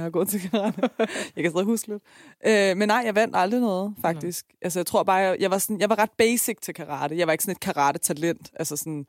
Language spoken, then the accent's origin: Danish; Iran; now in Denmark; jeg er fra Iran.